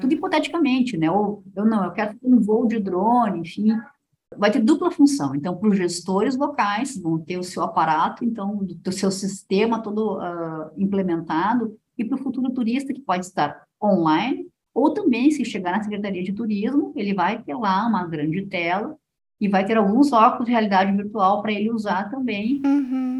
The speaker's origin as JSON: {"language": "Portuguese", "region": "Rio Grande do Sul", "country": "Brazil", "said": "eu, como boa gaúcha"}